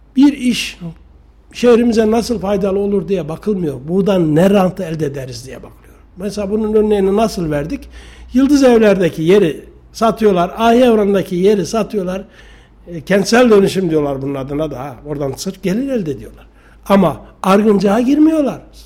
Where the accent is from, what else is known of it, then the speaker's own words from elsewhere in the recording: Sarız, Kayseri Province, Turkey; also born or lived in Yeşilkent; now in Kayseri, Turkey; Sarızlıyım. Emekli memurum. E, 1955 doğumluyum